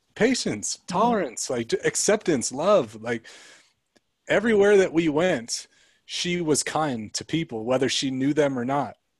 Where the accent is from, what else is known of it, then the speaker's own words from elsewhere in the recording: Central Coast, California, United States; we grew up in California, and um, on the Central Coast, like by Santa Barbara